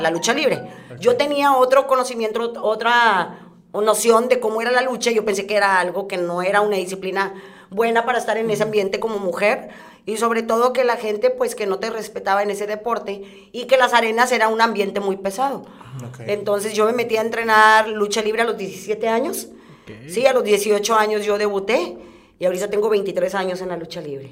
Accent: Guadalupe, Nuevo León, Mexico; yo siempre he ah, vivido en, el municipio de Guadalupe.

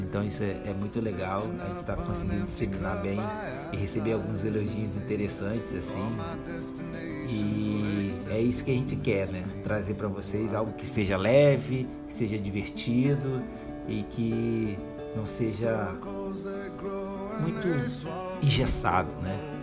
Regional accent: Brazil; nós somos brasileiras

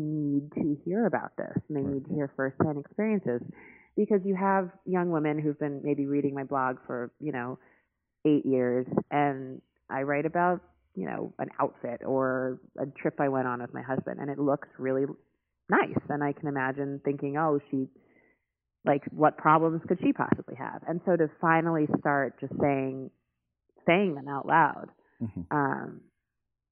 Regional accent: New York City, New York, United States; I grew up in New York City

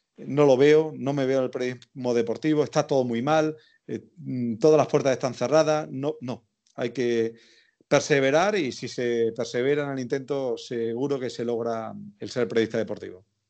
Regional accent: El Viso del Alcor, Andalusia, Spain; accent: Andalusian; tenía 16 años y la emisora local de mi pueblo, del Viso de Alcor en Sevilla, me quedaba al lado de casa

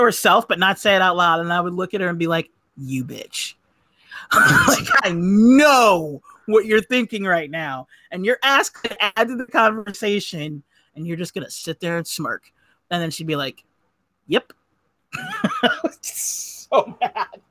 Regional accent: Southern California, United States; I am from Southern California

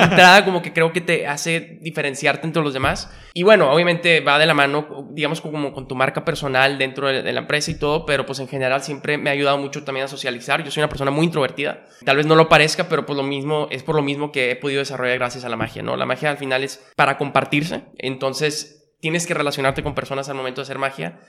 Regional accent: Monterrey, Nuevo León, Mexico; born or raised there; also born or lived in Mexico City

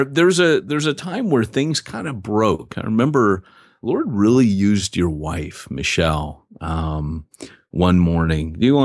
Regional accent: United States; moved away; also born or lived in Wales; I'm an American talking about it. I lived there

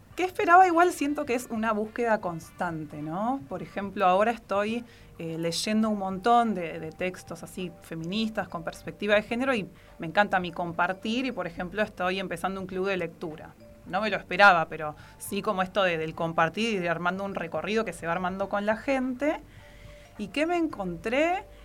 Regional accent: Argentina

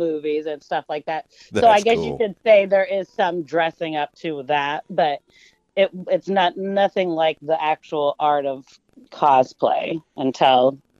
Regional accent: Walnut Creek, California, United States; I was born in Walnut Creek, which is here in the East Bay area, which is the East Bay in particular is where I've lived most of my life.

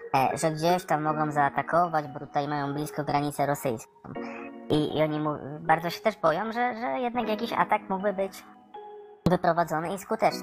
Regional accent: Poland; jestem z Polski

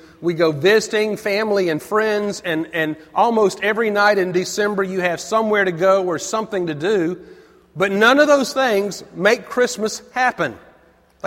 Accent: Avondale Estates, Georgia, United States; I grew up in Avondale, outside of Decatur, is right in the middle of Avondale Estates.

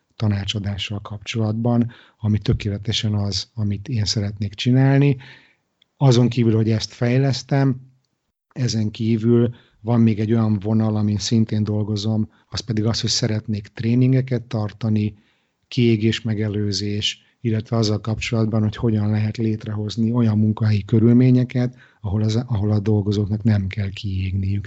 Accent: Budapest, Hungary; moved away as an adult; also born or lived in Israel; now in Stockholm, Sweden; Budapestről ide költözve kelet-európai gyerekként

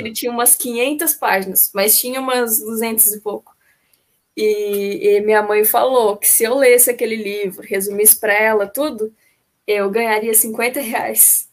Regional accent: Caçapava, São Paulo, Brazil; moved away as an adult; now in Florianópolis, Brazil; eu sou de Caçapava, ali perto do, é no Vale do Paraíba.

